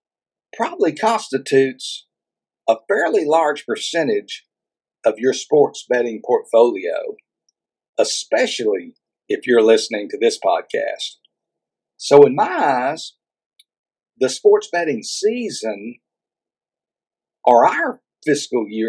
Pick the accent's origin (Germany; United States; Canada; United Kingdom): United States; Texas; Here in my home state of Texas